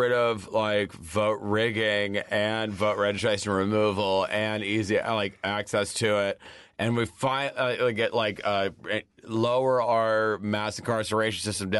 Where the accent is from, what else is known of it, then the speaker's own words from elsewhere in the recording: Alabama, United States; moved away; also born or lived in Atlanta, Georgia; I'm born in Alabama. I went to high school and college in Atlanta, though.